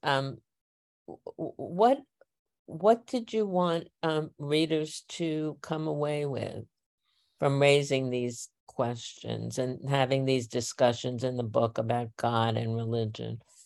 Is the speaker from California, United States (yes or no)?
no; New York City, New York, United States; I grew up in Northeast Queens